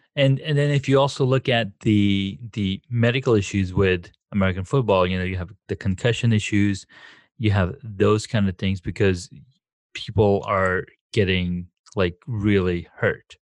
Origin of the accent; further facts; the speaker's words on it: Saudi Arabia; moved away; growing up in Saudi Arabia